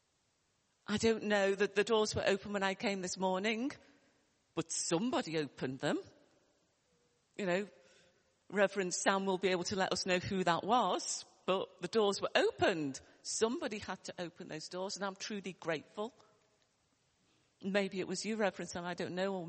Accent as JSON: {"language": "English", "town": "Liverpool", "region": "North West England", "country": "United Kingdom", "tie": "born or raised there", "accent": "Liverpool", "said": "you might hear my accent from Liverpool, although I was brought up, you know, in a, you know, poor area"}